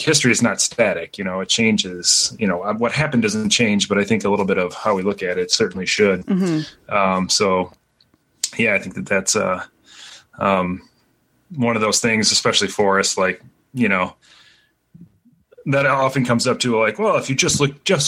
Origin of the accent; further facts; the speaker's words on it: Midwest, United States; I'm from the Midwest.